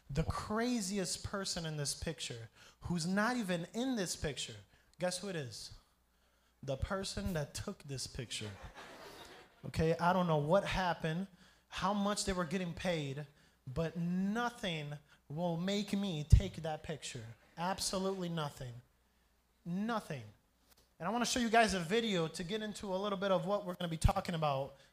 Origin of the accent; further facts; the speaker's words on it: Brazil; also born or lived in Grand Rapids, Michigan, United States; I'm American. So I was born and raised in Michigan, Grand Rapids, Michigan. If you don't know where that is, I don't blame you. It's not that famous. But uh, my parents are missionaries. I grew up here in Brazil